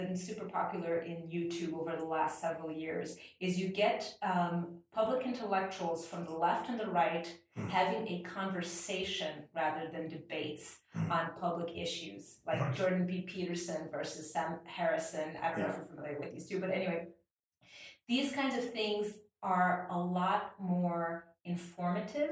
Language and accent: English; Ireland; Being Irish